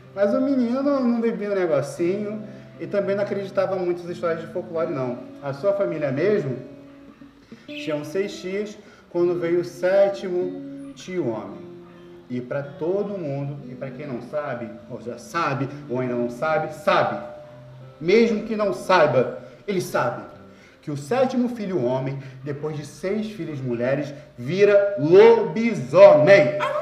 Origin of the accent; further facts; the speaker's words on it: Itaguaí, Rio de Janeiro, Brazil; Muito da minha infância eu passei na Ilha da Madeira, indo nas praias, conversando com as pessoas, ouvindo as histórias de tios e tias